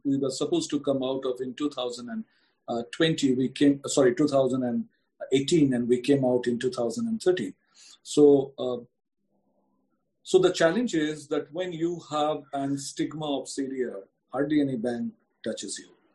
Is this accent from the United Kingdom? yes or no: no; India; as an Indian